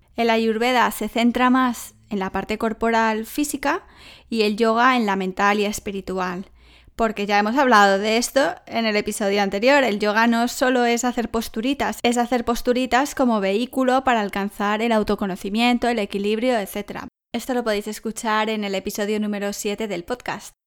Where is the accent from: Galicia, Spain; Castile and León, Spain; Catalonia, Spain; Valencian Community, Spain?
Castile and León, Spain; Salamanca; Salamanca, de donde soy yo